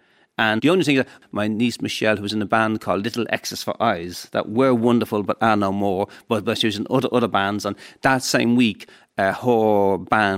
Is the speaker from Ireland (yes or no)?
yes; Dublin, Leinster, Ireland; we're from Finglas